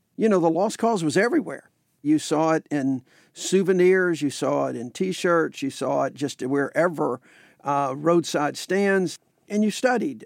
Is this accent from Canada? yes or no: no; the South, United States; a pride in being from the South